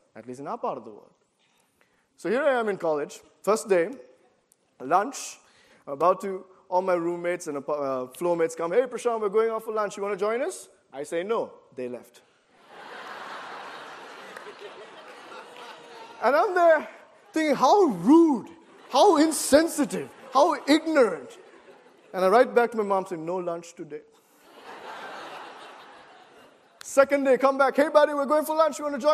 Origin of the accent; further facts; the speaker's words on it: Sri Lanka; moved away as an adult; also born or lived in Boston, United States; Growing up in Sri Lanka all my life, and then coming to Boston to do my undergrad studies at Gordon College